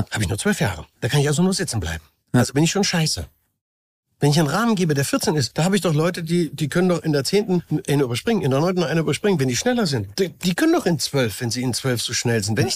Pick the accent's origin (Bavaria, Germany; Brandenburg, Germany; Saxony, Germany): Saxony, Germany; Ich bin hier geboren, bin hier aufgewachsen. Äh, das war noch Osten. Was auch immer, ich bin nun mal Sachse. Ich bin jetzt kein äh, Niederrheiner, Oberrheiner, Bayer. Bin mhm. Sachse, bin ich gerne. Und ich bin trotzdem auch Deutscher.